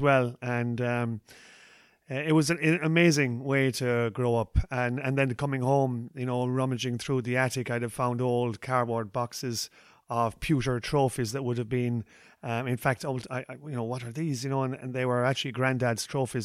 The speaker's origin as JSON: {"language": "English", "town": "Ballinskelligs", "region": "Munster", "country": "Ireland", "tie": "born or raised there", "said": "interviews, uh, in my hometown"}